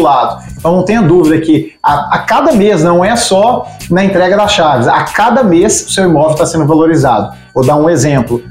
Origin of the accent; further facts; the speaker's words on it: Minas Gerais, Brazil; accent: mineiro; Eu falo que eu sou mineiro, né? Pelo sotaque, já perceberam.